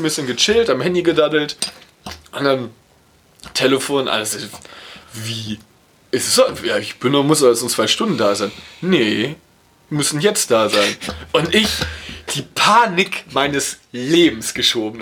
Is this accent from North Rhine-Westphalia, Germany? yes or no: yes; Dortmund, North Rhine-Westphalia, Germany; Ich, ich komme aus Dortmund